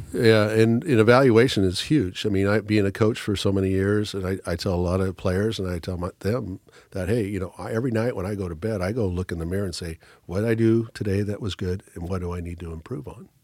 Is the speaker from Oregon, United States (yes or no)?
yes; Newport, Oregon, United States; I was born and raised in Newport, Oregon